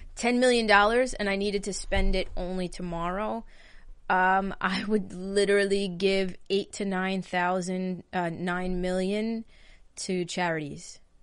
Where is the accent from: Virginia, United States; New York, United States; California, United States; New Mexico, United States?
New York, United States; Long Island; I'm from New York, live on Long Island, lived in this house my entire life.